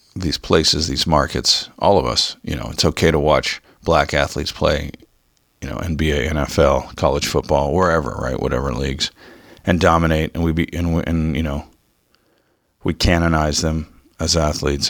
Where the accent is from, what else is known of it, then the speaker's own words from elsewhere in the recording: Southern California, United States; Growing up in Southern Cal